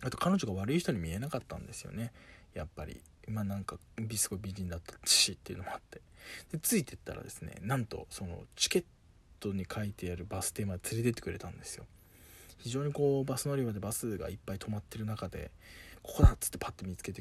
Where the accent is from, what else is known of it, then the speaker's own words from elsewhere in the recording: Japan; 僕は「そうです」って言ったら